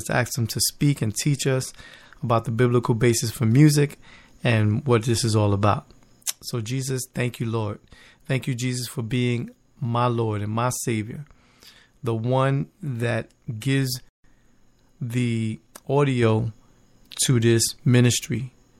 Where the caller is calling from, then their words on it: Bethlehem, Pennsylvania, United States; But over here in the East Coast, where I'm broadcasting live from Bethlehem, Pennsylvania, it's a beautiful night out.